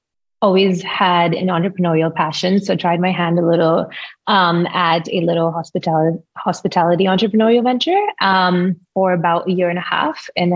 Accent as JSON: {"language": "English", "country": "Kuwait", "tie": "born or raised there", "moved": "as an adult", "lives_now": "United States", "said": "I was born and brought up in Kuwait, ethnically from India, Delhi, New Delhi. And I moved to the US when I was 18."}